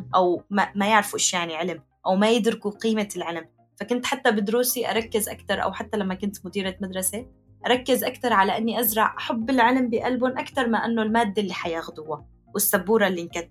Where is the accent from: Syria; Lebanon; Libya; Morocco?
Syria; Aleppo, Aleppo Governorate; moved away as an adult; now in Turkey; مدينتي حلب